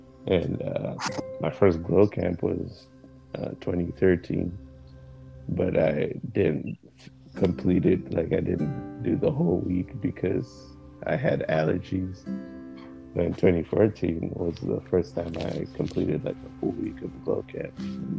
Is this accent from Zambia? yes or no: yes; Zambia; moved away as an adult; also born or lived in Jackson, Mississippi, United States; now in United States; I was born here in America, in Jackson, Mississippi, to be specific. And I mostly grew up in Zambia. I went to Ndola Trust School, but I came back here in America for basically just to live here